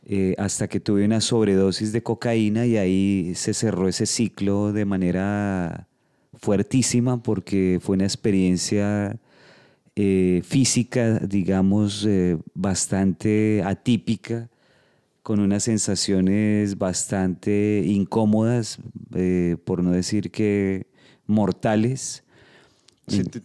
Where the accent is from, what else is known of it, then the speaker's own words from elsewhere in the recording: Bogotá, Colombia; soy de Colombia. Eh, nací en Bogotá, pero pues he, vivido en varias partes del país, he estado viajando mucho.